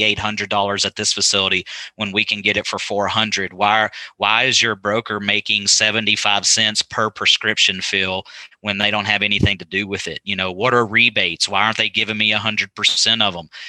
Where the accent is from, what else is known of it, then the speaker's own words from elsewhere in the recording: West Texas, United States; now in Amarillo, United States; I, am a native Texan. I grew up in West Texas.